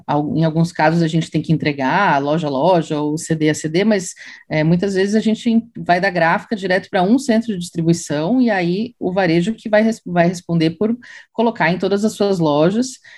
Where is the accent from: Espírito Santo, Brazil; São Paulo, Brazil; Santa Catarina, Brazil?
Santa Catarina, Brazil; Eu sou catarinense.